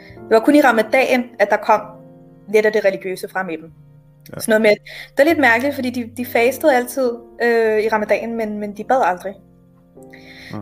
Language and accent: Danish; Copenhagen, Capital Region of Denmark, Denmark; jeg er oprindeligt pakistaner, og øh, jeg er opvokset i København også